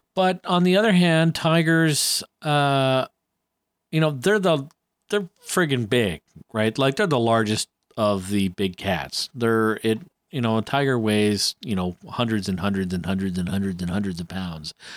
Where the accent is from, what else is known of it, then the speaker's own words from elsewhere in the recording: Canada; I'm Canadian